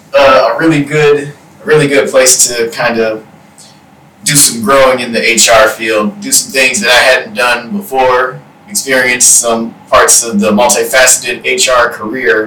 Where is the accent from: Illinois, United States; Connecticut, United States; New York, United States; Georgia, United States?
Georgia, United States; Decatur; also born or lived in Stone Mountain, Georgia / Lawrenceville, Georgia; I grew up here in the metro Atlanta area. So I went to high school in DeKalb County. And I was raised around the cities of Stone Mountain and Decatur, Georgia, and now I live in Lawrenceville